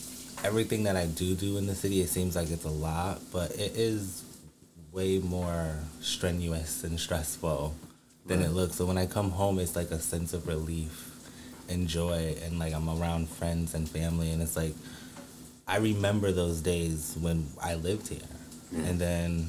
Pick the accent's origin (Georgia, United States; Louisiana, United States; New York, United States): New York, United States; Syracuse; also born or lived in Springfield, Massachusetts; I moved to Syracuse when I was going into fourth grade.